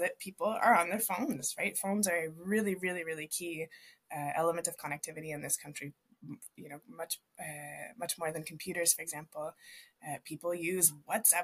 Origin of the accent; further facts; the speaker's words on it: Canada; now in Viña del Mar, Chile; When I go home to visit my folks in Canada